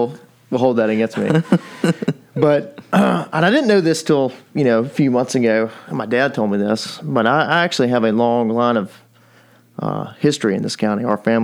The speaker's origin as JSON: {"language": "English", "town": "Dickson", "region": "Tennessee", "country": "United States", "tie": "born or raised there", "also_born_or_lived": "Memphis, Tennessee / Camden, Tennessee", "said": "I moved to Dickson when I was 5 years old in 1990. Before that, I was born in Memphis, actually."}